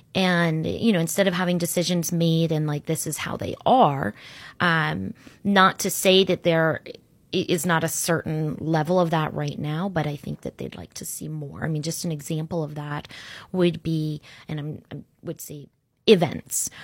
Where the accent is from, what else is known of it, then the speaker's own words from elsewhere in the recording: Orlando, Florida, United States; also born or lived in Sarasota, Florida; I grew up in Orlando